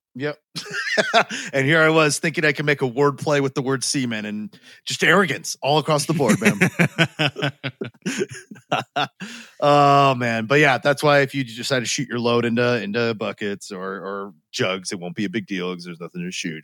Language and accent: English; United States; we're American enough